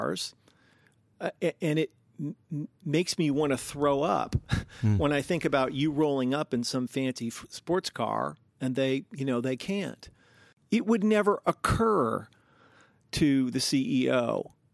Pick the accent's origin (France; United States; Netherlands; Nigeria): United States; Seattle, Washington; also born or lived in New York City; I was born in New York City, and they were like poor hipsters in the day. And then we moved back from New York to Seattle, where my dad had grown up